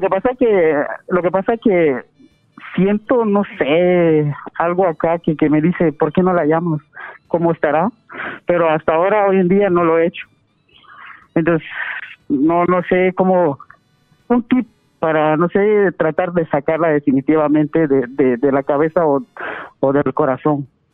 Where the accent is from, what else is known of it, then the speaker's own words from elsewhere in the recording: Guatemala; moved away as an adult; estaba yo allá en mi, en mi país, en Guatemala